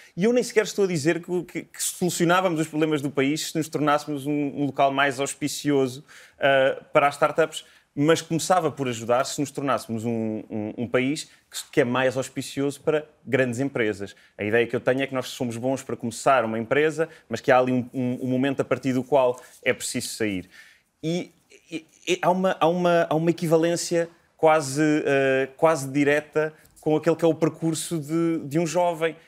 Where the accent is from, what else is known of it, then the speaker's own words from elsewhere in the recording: Portugal; moved away as an adult; now in London, United Kingdom; Eu já saí de Portugal em 2017